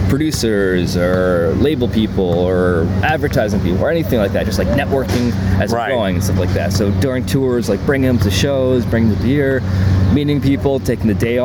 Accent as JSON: {"language": "English", "town": "New York City", "region": "New York", "country": "United States", "said": "So basically I'm from Manhattan and I've lived everywhere"}